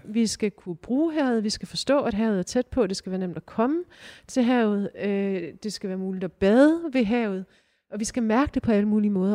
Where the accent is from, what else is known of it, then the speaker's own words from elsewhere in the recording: Aarhus, Central Denmark Region, Denmark; som aarhusianere